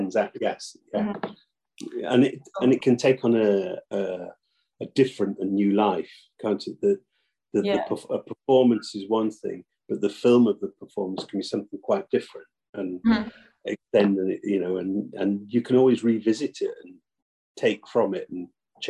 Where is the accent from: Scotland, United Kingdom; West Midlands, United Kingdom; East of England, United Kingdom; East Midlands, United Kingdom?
East Midlands, United Kingdom; Nottingham; Near Nottingham.